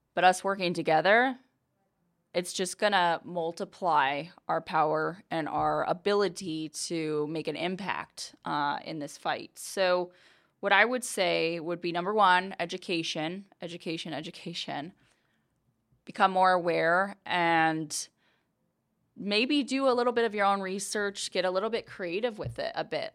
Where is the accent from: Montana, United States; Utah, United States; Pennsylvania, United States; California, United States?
Montana, United States; Billings; moved away; I was born and raised in Billings, Montana